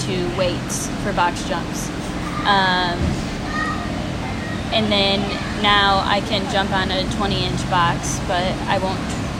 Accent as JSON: {"language": "English", "region": "Iowa", "country": "United States", "moved": "as an adult", "lives_now": "Yulee, United States", "said": "I'm originally from Iowa"}